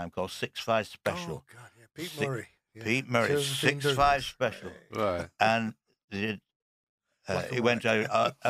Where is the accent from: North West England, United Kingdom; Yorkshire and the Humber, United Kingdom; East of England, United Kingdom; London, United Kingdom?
North West England, United Kingdom; Oldham; I'm from Oldham really